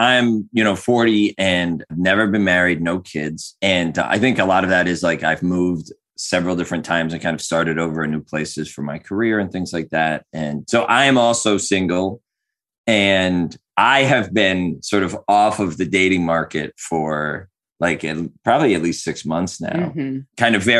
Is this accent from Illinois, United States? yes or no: no; outside Philadelphia, Pennsylvania, United States; moved away as an adult; now in Redlands, United States; 40. I'm going to be 41 in like 3 weeks, which is weird. And I'm originally from outside Philadelphia, Pennsylvania. So I moved to Redlands. I moved to the West Coast about 7 years ago